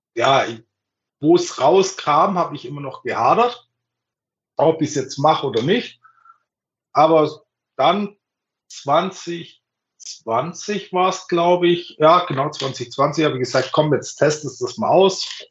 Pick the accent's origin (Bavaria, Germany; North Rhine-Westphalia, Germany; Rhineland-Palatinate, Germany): Bavaria, Germany; ich komme aus Bayern